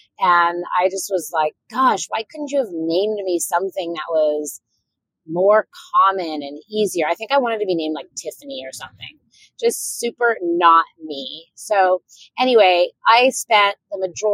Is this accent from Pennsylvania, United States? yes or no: no; Orange County, Southern California, United States; I grew up in Southern California in Orange County, and it was a predominantly Caucasian area at the time